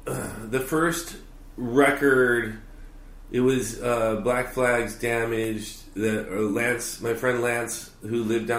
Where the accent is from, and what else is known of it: Harbor City, California, United States; born or raised there